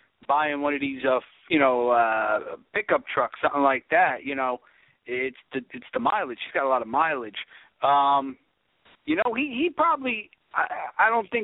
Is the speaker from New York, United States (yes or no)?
yes; New York area, United States; I'm from the New York area